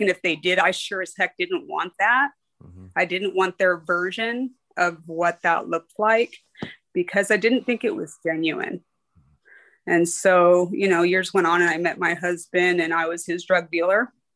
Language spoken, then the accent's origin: English; Riverside, California, United States; I was born and raised out here in Riverside, California